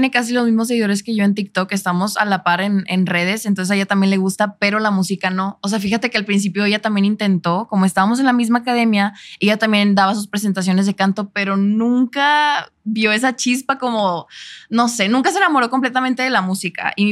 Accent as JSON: {"language": "Spanish", "town": "Monterrey", "region": "Nuevo León", "country": "Mexico", "tie": "born or raised there", "also_born_or_lived": "Chicago, United States", "said": "Sí, yo siendo de Monterrey, fíjate que me ven más de acá."}